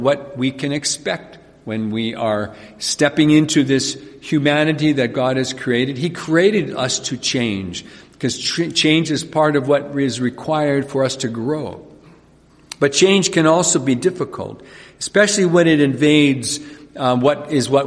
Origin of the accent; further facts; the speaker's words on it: Carbon, Alberta, Canada; I was born and raised in this province, and actually grew up in Carbon, Alberta